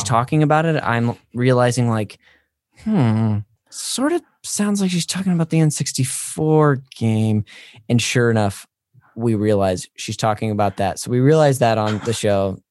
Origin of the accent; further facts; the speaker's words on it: Northern California, United States; I'm from up north